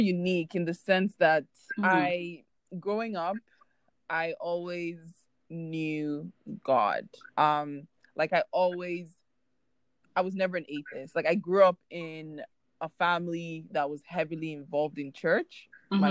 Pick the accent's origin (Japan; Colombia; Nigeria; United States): Nigeria; moved away as an adult; now in Canada; I am a Nigerian currently living in Canada for university.